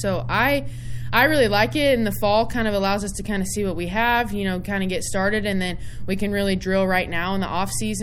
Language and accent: English; Kansas, United States; to represent my home state in my first head coaching job